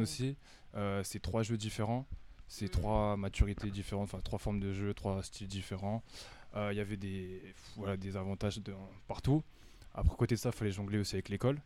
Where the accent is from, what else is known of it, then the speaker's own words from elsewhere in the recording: Amiens, Hauts-de-France, France; moved away as an adult; also born or lived in United States; now in Paris, France; je suis natif d'Amiens. J'ai grandi ici